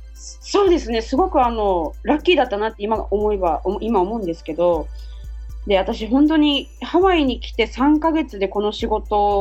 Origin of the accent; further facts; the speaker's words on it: Japan; now in Hawaii, United States; 日本人の感覚だったら